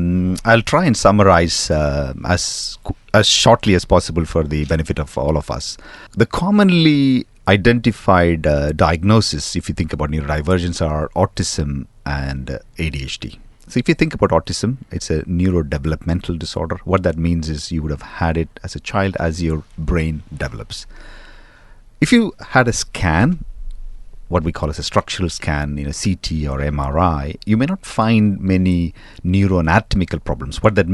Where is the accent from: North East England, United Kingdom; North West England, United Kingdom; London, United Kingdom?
London, United Kingdom; You know, I come from London and it's somewhat the same there as well.